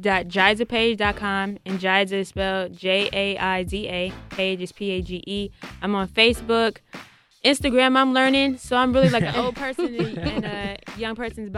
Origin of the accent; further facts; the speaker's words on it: Columbus, Ohio, United States; I was born and raised here in Columbus